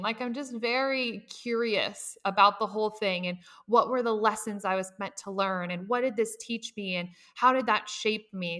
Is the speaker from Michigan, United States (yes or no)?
no; Nebraska, United States; I lived with both of my parents. I'm from Nebraska